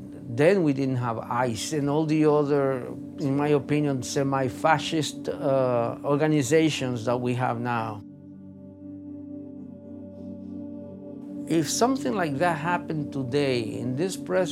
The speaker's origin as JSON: {"language": "English", "country": "Dominican Republic", "tie": "born or raised there", "second_language": "English", "moved": "as an adult", "lives_now": "United States", "said": "I am an immigrant like you. I'm Dominican."}